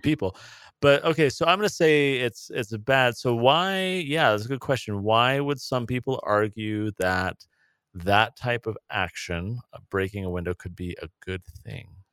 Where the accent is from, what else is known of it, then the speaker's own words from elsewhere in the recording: San Diego, California, United States; moved away; I grew up in San Diego